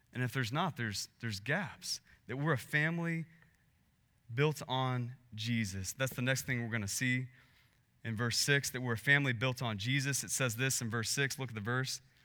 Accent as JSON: {"language": "English", "region": "Texas", "country": "United States", "said": "we're from Texas"}